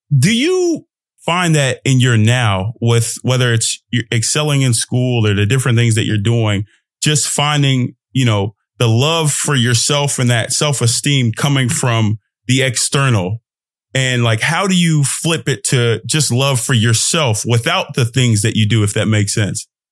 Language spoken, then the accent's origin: English; United States; I'm an American too. I'm Nigerian American.